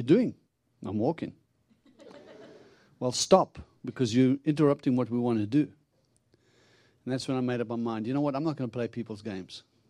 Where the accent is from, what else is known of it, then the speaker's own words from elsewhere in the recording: South Africa; moved away as an adult; now in United States; where I come from originally, I'm from South Africa. I've been in America now 20 years